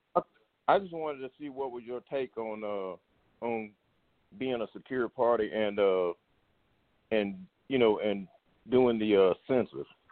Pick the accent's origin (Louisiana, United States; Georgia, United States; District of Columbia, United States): Louisiana, United States; I grew up in Louisiana